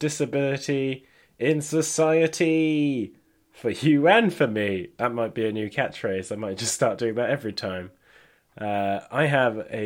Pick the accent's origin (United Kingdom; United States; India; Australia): United Kingdom; Barry, Wales; I grew up in Wales